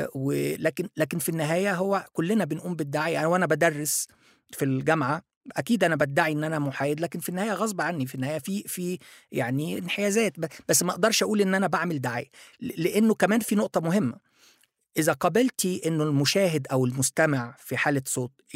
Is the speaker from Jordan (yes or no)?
no; Egypt; also born or lived in Japan; انا مصري